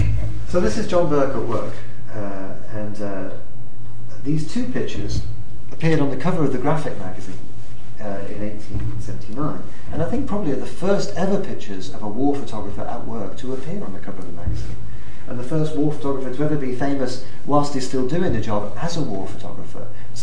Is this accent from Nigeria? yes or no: yes; Nigeria; born there; and I was born in Nigeria